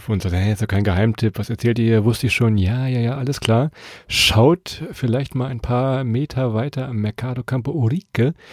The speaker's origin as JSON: {"language": "German", "town": "Hannover", "region": "Lower Saxony", "country": "Germany", "said": "bei uns in Hannover"}